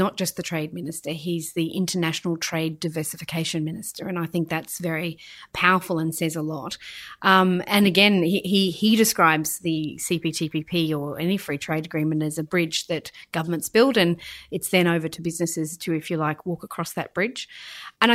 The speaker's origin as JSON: {"language": "English", "region": "Queensland", "country": "Australia", "tie": "born or raised there", "said": "my home state, in fact, of Queensland"}